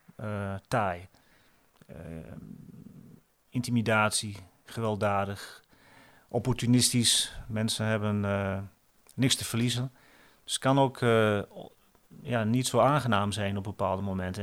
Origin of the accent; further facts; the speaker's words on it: Netherlands; moved away as an adult; also born or lived in Cameroon / Oldenzaal, Netherlands; ik natuurlijk ook wel gewoon nog die Nederlander ben